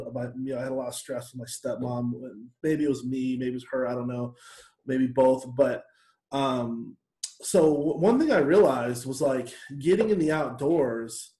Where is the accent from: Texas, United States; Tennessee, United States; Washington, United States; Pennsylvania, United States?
Washington, United States; Seattle; growing up in Seattle